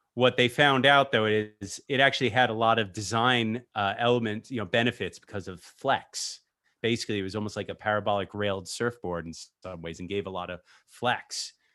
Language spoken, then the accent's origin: English; New York, United States; as a New Yorker.